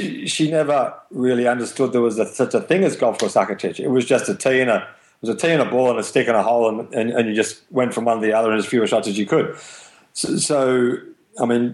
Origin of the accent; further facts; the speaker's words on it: Melbourne, Victoria, Australia; we grew up in Melbourne